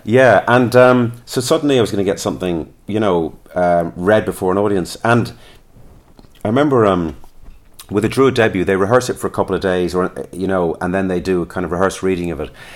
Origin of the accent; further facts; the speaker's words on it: Listowel, Munster, Ireland; also born or lived in London; I was born in London, brought up there till I was eight. Then we moved to Lestowyn in County Kerry.